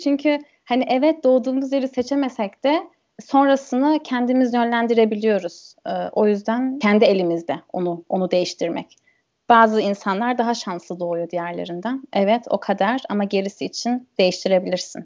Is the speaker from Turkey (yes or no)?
no; Germany; first language German and Turkish; ben burada doğdum, burada büyüdüm, burada kalacağım